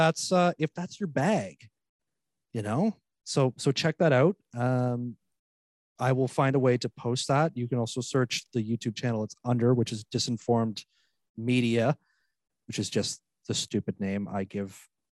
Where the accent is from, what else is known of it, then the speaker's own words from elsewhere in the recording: Missouri, United States; I'm from Missouri. Three things I love. The Arch, St. Louis Cardinals